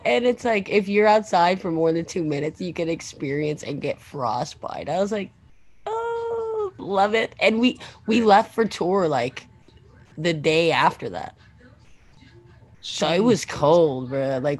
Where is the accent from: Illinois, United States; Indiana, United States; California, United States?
Illinois, United States; Chicagoland; Remember, I'm not from Chicago, but I'm from Chicagoland.